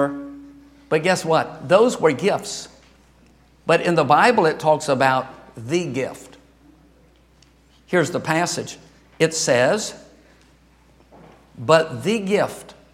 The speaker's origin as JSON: {"language": "English", "region": "Louisiana", "country": "United States", "moved": "yes", "said": "I'm from Louisiana"}